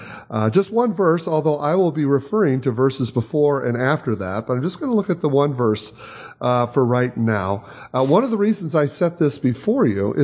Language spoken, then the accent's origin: English; Michigan, United States; now in Chicago, United States; We've been in Chicago now for 30-some years. I grew up in Michigan, Chicago for 30-some years.